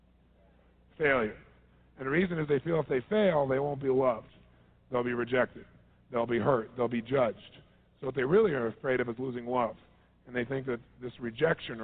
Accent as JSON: {"language": "English", "region": "Southern California", "country": "United States", "said": "I'm from Southern California"}